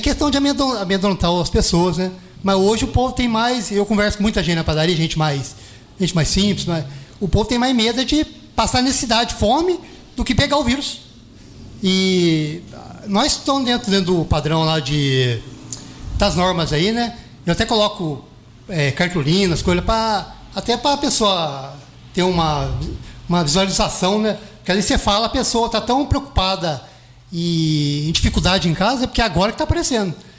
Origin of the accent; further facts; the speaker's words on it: Itajubá, Minas Gerais, Brazil; also born or lived in Jambeiro; Eu fui nascido e criado na, na Vila Isabel